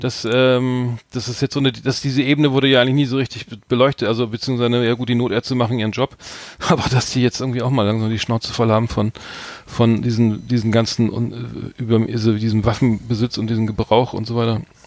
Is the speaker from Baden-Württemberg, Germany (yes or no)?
no; Bremen, Germany; wir beide sind ja gebürtige Bremer